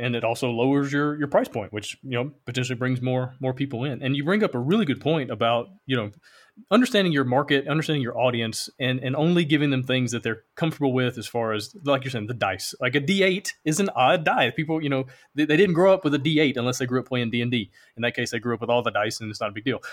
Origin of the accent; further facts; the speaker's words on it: Alabama, United States; I'm from Alabama